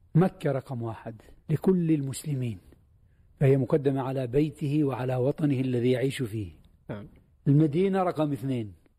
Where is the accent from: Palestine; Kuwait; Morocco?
Palestine; وأنا بصفتي فلسطيني